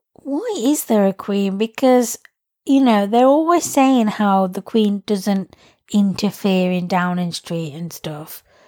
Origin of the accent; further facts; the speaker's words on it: England, United Kingdom; moved away; I like being English. Like but that's just me saying that in terms of like I know I'm privileged because I'm English